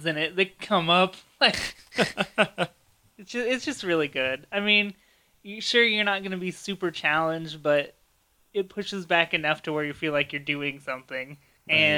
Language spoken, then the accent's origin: English; Prospect, Ohio, United States; I grew up in Prospect